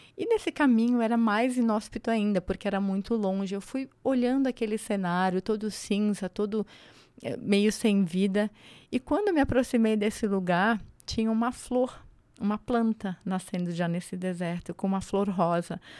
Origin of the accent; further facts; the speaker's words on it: Angelina, Santa Catarina, Brazil; moved away as an adult; also born or lived in Florianópolis / abroad; now in São Paulo, Brazil; Eu sou de Angelina. É uma cidade no interior do estado de Santa Catarina.